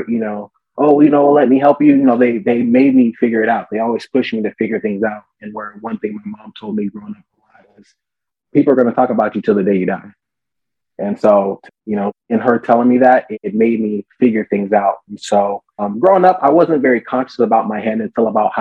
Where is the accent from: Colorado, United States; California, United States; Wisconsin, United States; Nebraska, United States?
California, United States; Southern; I was born and raised here in SoCal.